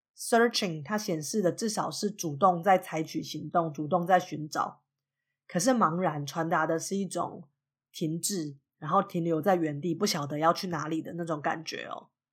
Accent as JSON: {"language": "Chinese", "country": "Taiwan", "moved": "as an adult", "lives_now": "United States", "said": "我对自己的认同就是一个台湾人啊，我在美国也是把自己当成一个外国人"}